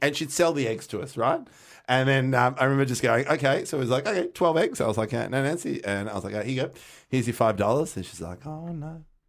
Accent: Melbourne, Victoria, Australia; we grew up in North Carlton

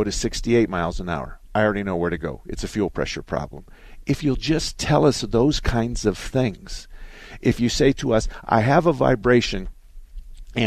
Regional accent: Southern Arizona, United States; I was born and raised in Southern Arizona.

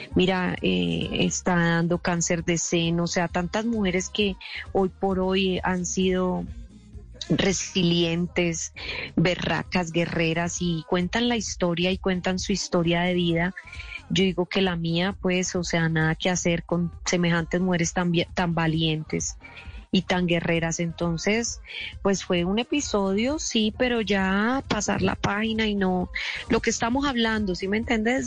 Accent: Colombia; nosotros como colombianos

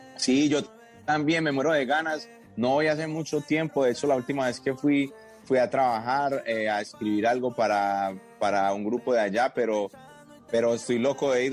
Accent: Medellín, Antioquia, Colombia; yo soy un pelado de Medellín

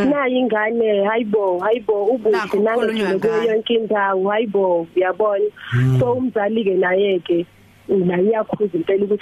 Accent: Newcastle, KwaZulu-Natal, South Africa; ngekhaya kuseNewcastle

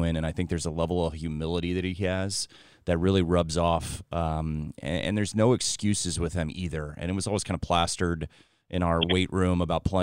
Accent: Kansas City, Missouri, United States; I'm from Kansas City, Missouri

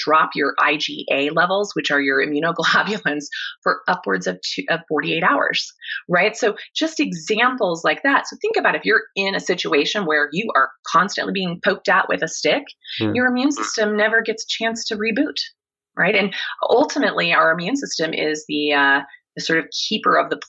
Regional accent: Kansas, United States; I grew up in Kansas

